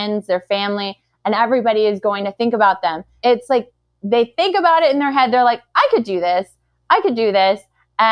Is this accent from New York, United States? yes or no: yes; New York City, New York, United States; I am a girl from Brooklyn